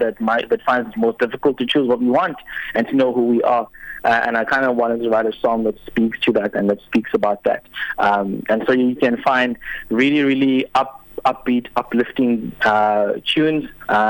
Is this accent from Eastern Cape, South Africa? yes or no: yes; Uitenhage, Eastern Cape, South Africa; also born or lived in Port Elizabeth (Gqeberha); now in Gqeberha, South Africa; I was born in Uitenhage, a town just outside of Port Elizabeth, which is now Eqeberha.